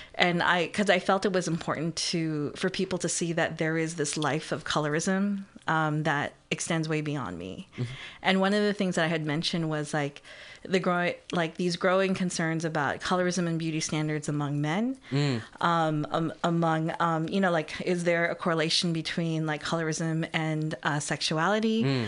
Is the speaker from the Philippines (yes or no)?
yes; Philippines; being, you know, as a Filipina, you know, like, knowing how people talk